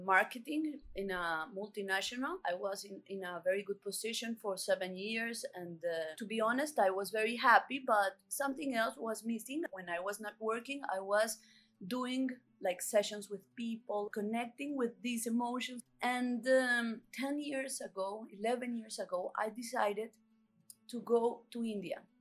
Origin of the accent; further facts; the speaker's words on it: Cali, Valle del Cauca, Colombia; also born or lived in Bogotá; In the beginning of my life, I was from Cali. I was living here and with my family